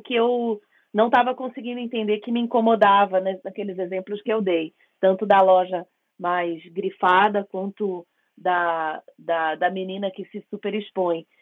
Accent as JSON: {"language": "Portuguese", "region": "Rio de Janeiro", "country": "Brazil", "said": "eu venho do Rio de Janeiro"}